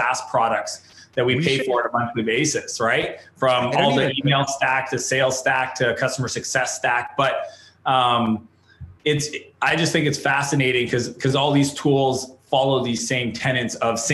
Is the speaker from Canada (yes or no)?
yes; Canada; I'm a Canadian entrepreneur